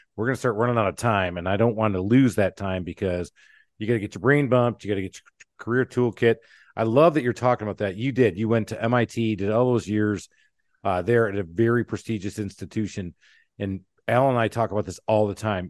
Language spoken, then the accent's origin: English; Michigan, United States; I grew up in Michigan, uh, in the auto world